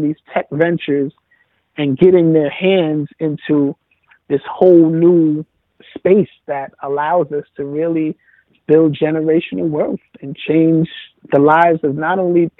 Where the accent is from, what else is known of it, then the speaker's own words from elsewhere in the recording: New York City, New York, United States; Originally, I'm from Forest.